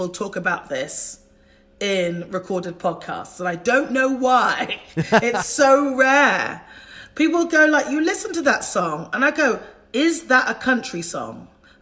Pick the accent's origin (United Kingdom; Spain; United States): United Kingdom; I am British